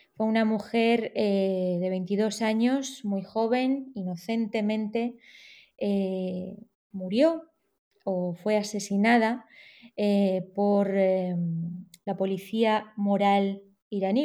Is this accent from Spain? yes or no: yes; Spain; also born or lived in Tehran, Iran; yo nací en Teherán, pero con cuatro o cinco meses, cuando era eh, bebé, mis padres decidieron venir a España entonces me he criado aquí